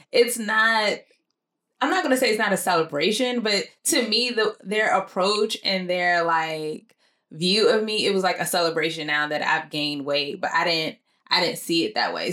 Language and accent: English; Nigeria; I'm Nigerian